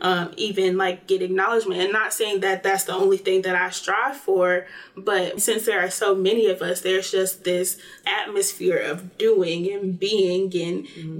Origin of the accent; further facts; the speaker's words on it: Greensboro, North Carolina, United States; I'm from Greensboro, North Carolina